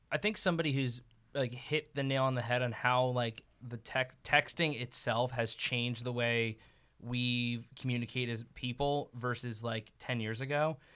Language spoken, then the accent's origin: English; East Coast, United States; moved away; I'm from the East Coast originally